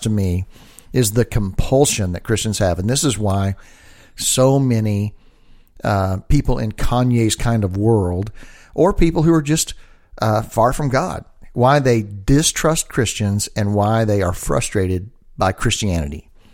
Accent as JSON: {"language": "English", "town": "Dallas", "region": "Texas", "country": "United States", "said": "I'm from Dallas, and we have a school in Dallas"}